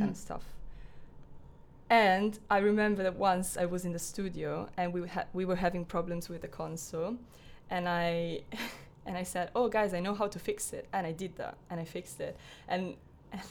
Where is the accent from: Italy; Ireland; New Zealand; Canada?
Italy; moved away as an adult; now in Falmouth, United Kingdom; I'm from Italy, studying creative music technology at Falmouth University